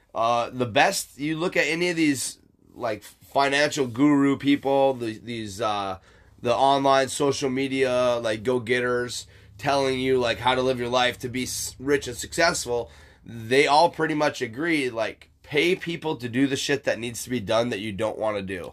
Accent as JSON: {"language": "English", "region": "Michigan", "country": "United States", "tie": "born or raised there", "moved": "yes", "said": "Michigan, my hometown"}